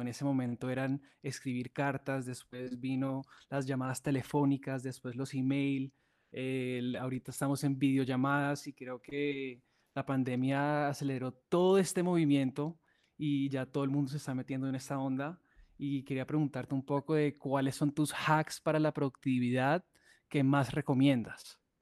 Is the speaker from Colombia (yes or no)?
yes; Colombia; siendo colombiano